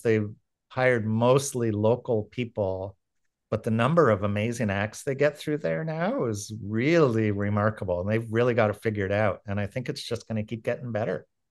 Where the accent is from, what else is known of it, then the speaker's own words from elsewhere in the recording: Aurora, Ontario, Canada; I grew up in Aurora